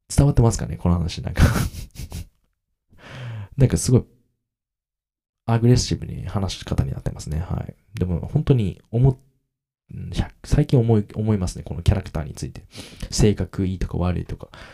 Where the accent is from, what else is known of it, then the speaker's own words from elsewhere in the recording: Kagoshima, Japan; accent: Kagoshima dialect; 自分の親と話したら鹿児島弁が出るんですけど、無意識的に